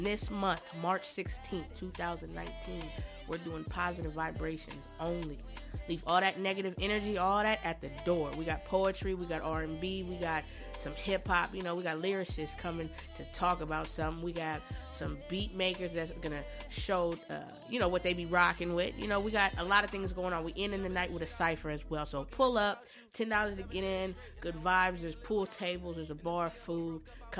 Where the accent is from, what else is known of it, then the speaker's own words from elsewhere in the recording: San Diego, California, United States; now in Dayton, United States; I'm from San Diego, bringing the love to Dayton, Ohio.